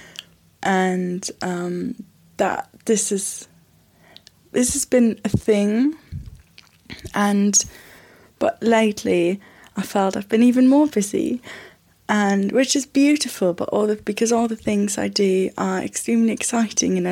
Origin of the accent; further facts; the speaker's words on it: Germany; moved away as an adult; now in London, United Kingdom; I live in London. I am from Germany.